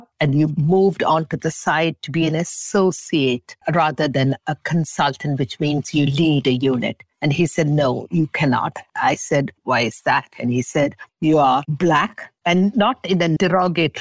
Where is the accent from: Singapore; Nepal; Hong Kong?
Singapore; also born or lived in England; now in Montreal, Canada; Though I was born in Singapore, we stuck to these traditional values